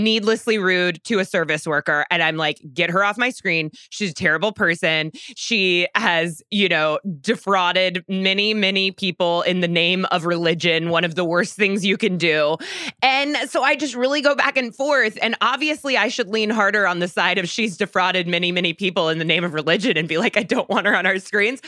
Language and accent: English; Charleston, South Carolina, United States; moved away; Charleston is my birthplace. I am from Charleston